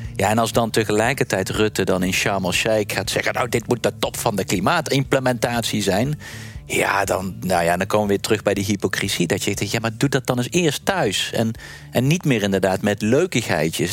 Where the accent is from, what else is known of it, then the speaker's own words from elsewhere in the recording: Netherlands; ik zit er ook nog gewoon als Nederlander